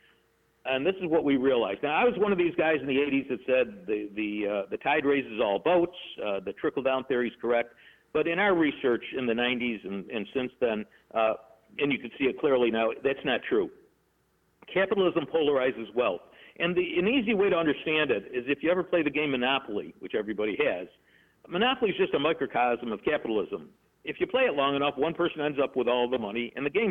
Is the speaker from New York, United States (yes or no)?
yes; Rochester, New York, United States; I'm from Rochester, New York